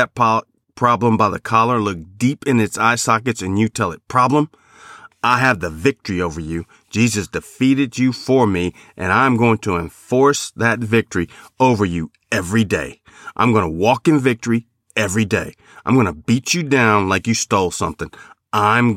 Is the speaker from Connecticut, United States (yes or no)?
no; Chicago, Illinois, United States; Growing up in Chicago and living on the South Side, I would watch the White Sox.